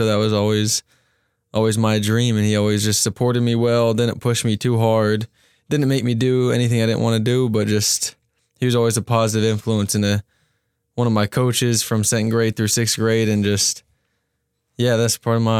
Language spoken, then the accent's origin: English; Cincinnati, Ohio, United States; Yeah, so I'm from Cincinnati, Ohio. Been playing football since second grade.